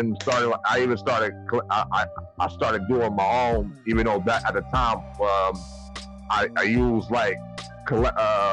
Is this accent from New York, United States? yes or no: yes; Buffalo, New York, United States; I'm born and raised in Buffalo